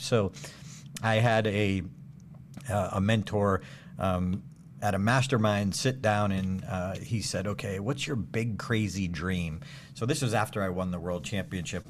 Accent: Auburn, Massachusetts, United States; Doctor Goddard's first rocket launch in history in my hometown

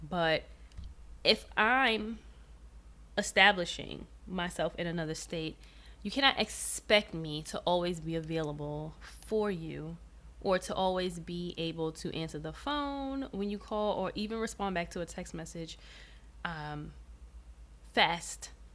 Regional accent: New York City, New York, United States; moved away as an adult; also born or lived in Georgia; I was born and raised in New York City

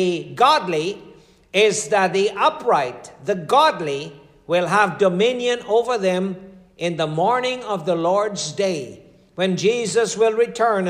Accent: Guyana; I'm from Guyana.

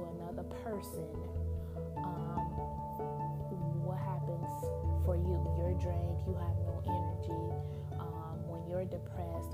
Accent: Chicago, Illinois, United States; now in Michigan, United States; I'm from Chicago

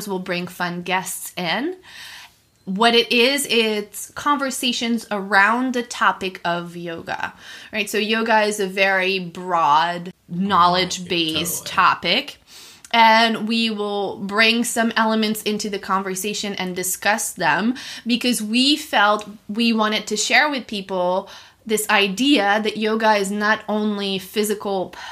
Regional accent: Montreal, Quebec, Canada; moved away as an adult; also born or lived in Reading, Pennsylvania; now in Ocean City, United States; I am initially from Montreal.

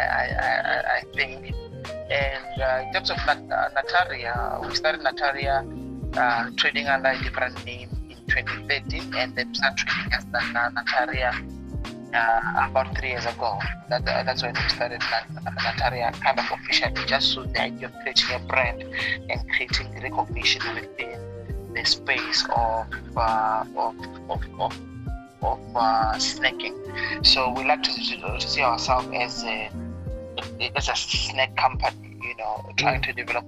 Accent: Venda, Limpopo, South Africa; moved away as an adult; also born or lived in Pretoria / Western Cape; I grew up in a village called Manamani. Manamani in Venda. It's just outside Thendo. That's where I was born, and that's where I grew up.

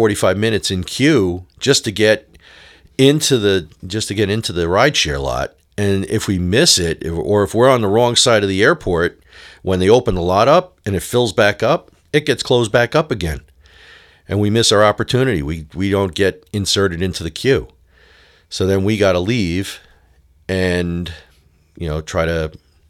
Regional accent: Long Island, New York, United States; moved away as an adult; now in Nashville, United States; me being a native New Yorker for most of my adult life and, most of my childhood, growing up on Long Island

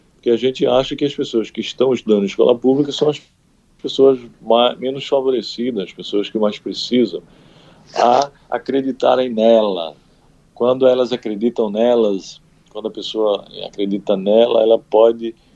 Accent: Santana dos Garrotes, Paraíba, Brazil; moved away; lá na minha cidade, na cidade onde eu nasci, na Paraíba, Santana dos Garrotes

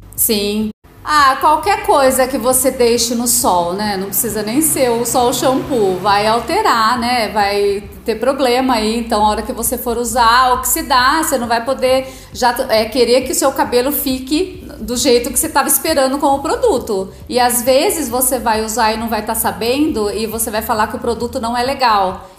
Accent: Agudos, São Paulo, Brazil; also born or lived in Lençóis Paulista; eu nasci em Lençóis, mas vim para cá com 9 anos e acabei fazendo a vida aqui em Agudos mesmo

